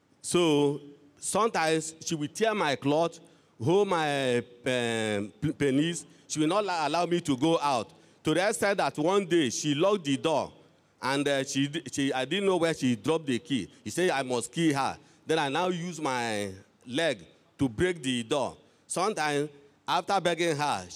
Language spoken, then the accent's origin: English; Ebonyi, Nigeria; I'm from Ebonyi State.